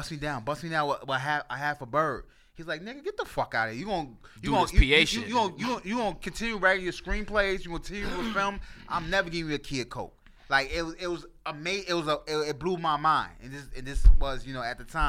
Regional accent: New York City, New York, United States; I'm from the Bronx. I'm from the part where, you know, you don't want to go by.

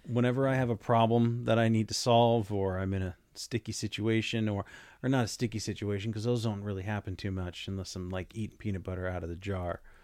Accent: Las Vegas, Nevada, United States; growing up in Las Vegas

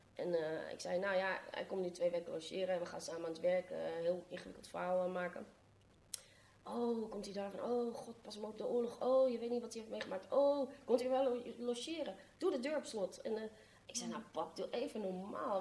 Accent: Amsterdam, North Holland, Netherlands; born or raised there

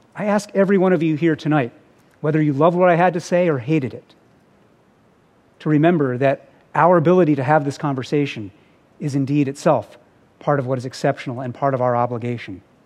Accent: United States; as an American

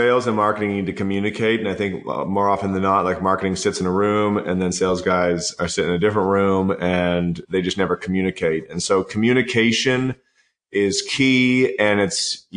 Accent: Canada; I'm Canadian

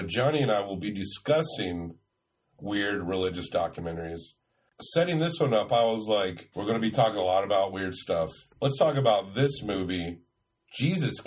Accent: Tennessee, United States; I grew up in the South. I grew up in Tennessee

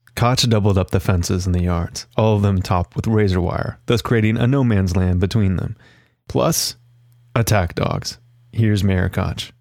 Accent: Ohio, United States; I grew up mainly in Ohio

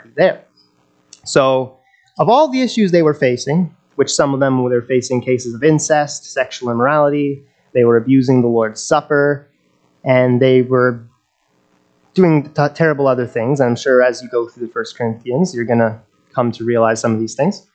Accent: Nelson, British Columbia, Canada; I was born and raised in Nelson

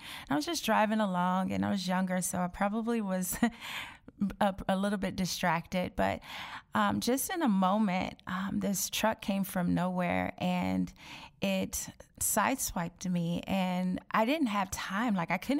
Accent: Chicago, Illinois, United States; moved away as an adult; now in Indiana, United States; I grew up in Chicago, Illinois.

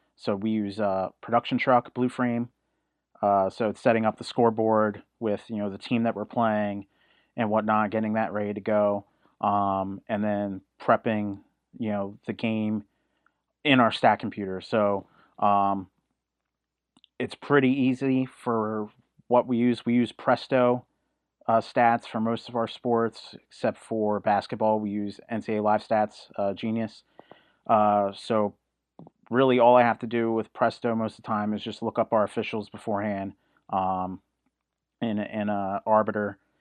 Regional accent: New Jersey, United States; I'm originally from South Jersey

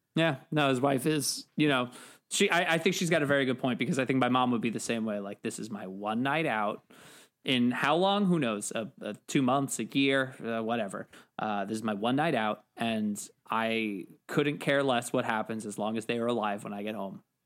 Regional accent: New York, United States; as a New Yorker

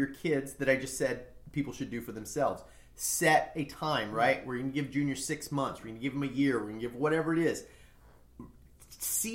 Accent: United States; I'm an American.

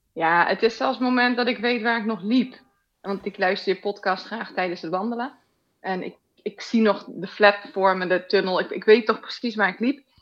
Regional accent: Rotterdam, South Holland, Netherlands; now in Weert, Netherlands; Ik kom eigenlijk uit Rotterdam, een beetje bij jou uit de buurt. Maar eh, we zitten nu in het zuiden hier.

